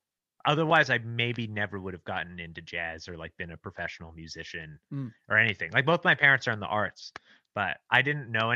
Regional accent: Los Angeles, California, United States; I grew up in Los Angeles, and I went to this this sort of arts high school called Crossroads, a small arts high school in Santa Monica

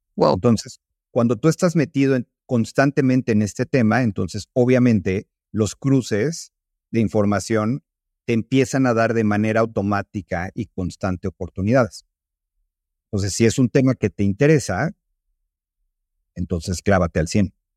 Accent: Mexico

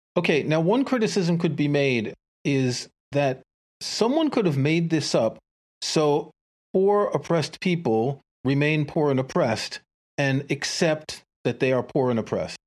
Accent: New York, United States; I grew up in New York too

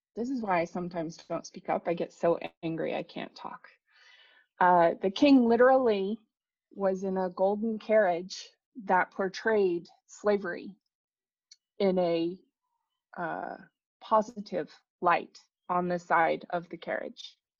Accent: United States; moved away as an adult; now in Netherlands; I'm an American. I grew up in America for 30 mumble years. I'm in the Netherlands now. I've lived here for nine years

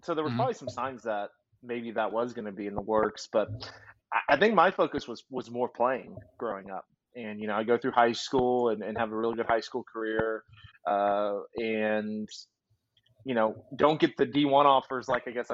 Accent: Monroe, Louisiana, United States; also born or lived in Memphis; now in Oklahoma City, United States; I'm from Monroe, Louisiana, which is the northern part of Louisiana.

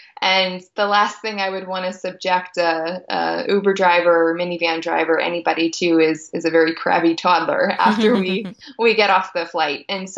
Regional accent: Tampa, Florida, United States; moved away; We grew up in Tampa.

